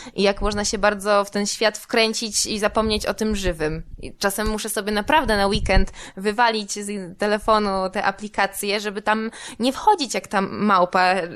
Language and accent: Polish; Warsaw, Masovian Voivodeship, Poland; jestem z Warszawy, no więc Mazowiecka była dla mnie jakimś też elementem dorastania